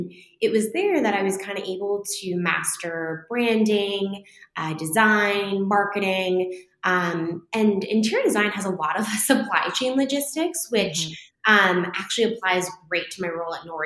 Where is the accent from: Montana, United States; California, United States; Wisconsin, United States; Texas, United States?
California, United States; outside of San Francisco in the Bay Area; now in New York City, United States; I grew up outside of San Francisco in the Bay Area